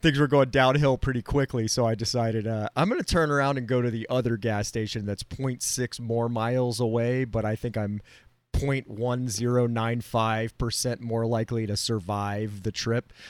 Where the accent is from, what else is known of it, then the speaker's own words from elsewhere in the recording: Florida, United States; I'm from Florida